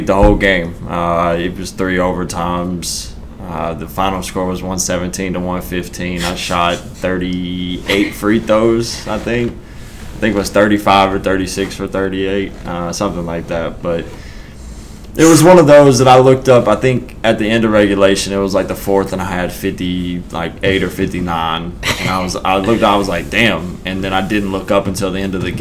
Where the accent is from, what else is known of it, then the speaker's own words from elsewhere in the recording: Arkansas, United States; it's what I knew, so it was normal to me, but probably not for everybody. I grew up in a town of 1,100 people.